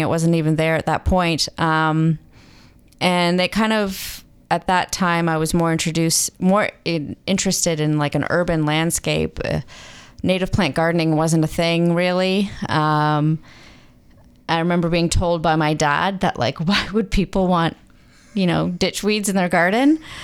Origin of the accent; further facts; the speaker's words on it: Mississauga, Ontario, Canada; moved away as an adult; also born or lived in Waterloo; now in Muskoka, Canada; I grew up in Mississauga